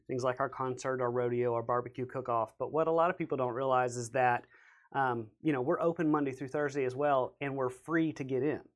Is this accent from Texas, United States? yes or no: yes; Beaumont, Texas, United States; born or raised there